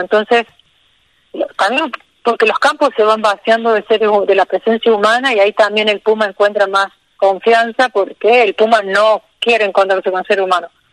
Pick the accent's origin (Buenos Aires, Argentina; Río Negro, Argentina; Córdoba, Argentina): Córdoba, Argentina; Río Tercero; moved away as an adult; now in Villa Rumipal, Argentina; Yo soy de Río Tercero, que es una ciudad al sur de Córdoba. Sí, Y bueno, ahí hice la secundaria, está mi familia ahí